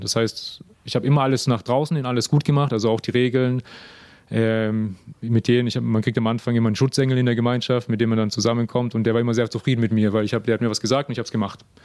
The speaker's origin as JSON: {"language": "German", "country": "Germany", "moved": "yes", "said": "bin auch aus Deutschland"}